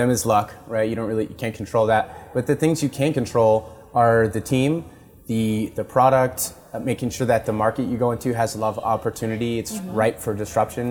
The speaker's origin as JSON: {"language": "English", "town": "Los Gatos", "region": "California", "country": "United States", "tie": "born or raised there", "said": "I grew up in Los Gatos, went to San Jose State University"}